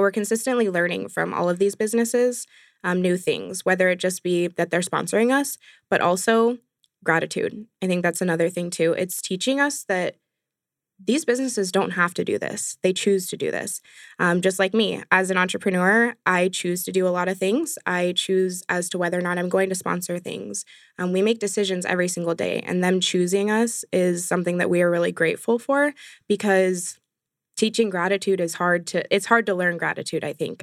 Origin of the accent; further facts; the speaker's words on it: San Jose, California, United States; moved away; I'm actually from San Jose, California originally